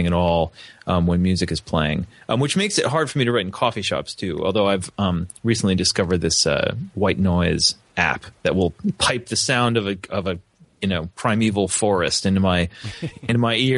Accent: New Jersey, United States; also born or lived in Missoula, Montana; now in Upstate New York, United States; I grew up in New Jersey, in a stable and intelligent family that encouraged my interests

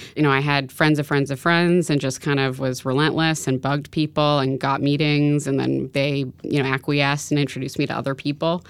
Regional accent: New York City, New York, United States; I grew up in New York City

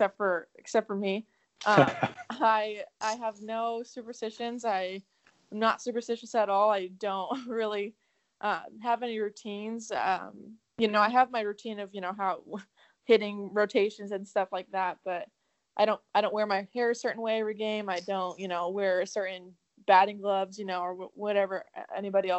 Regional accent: Southern California, United States; moved away as an adult; also born or lived in Arizona; now in Arkansas, United States; I born and raised in California, Southern California

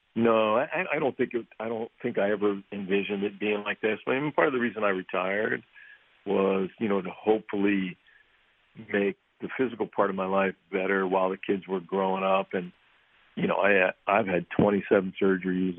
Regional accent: Pittsburgh, Pennsylvania, United States; moved away; growing up in Pittsburgh

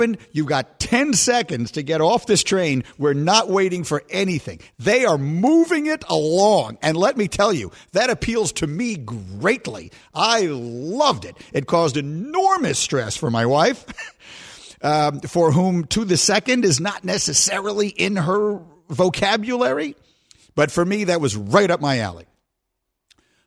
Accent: New York, United States; my hometown of New York

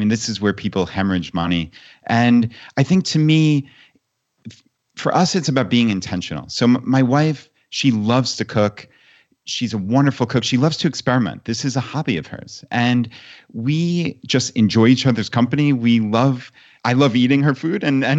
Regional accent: New York, United States; moved away as an adult; my wife and I, we grew up on Long Island, actually, in New York.

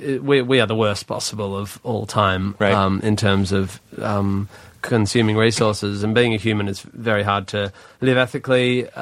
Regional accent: Australia; I'm from Australia

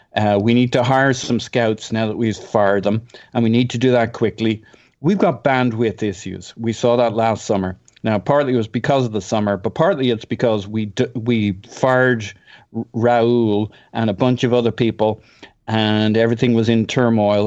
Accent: Ireland; I'm Irish.

